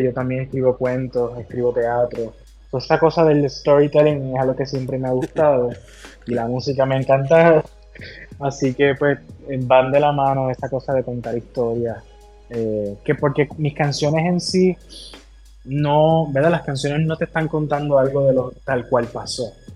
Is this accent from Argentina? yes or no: no; Ciales, Puerto Rico; also born or lived in San Juan, Puerto Rico / Mexico City; yo vengo de Ciales, que es un pueblo conservador y rural en el centro de la isla, en Puerto Rico, y me mudé a San Juan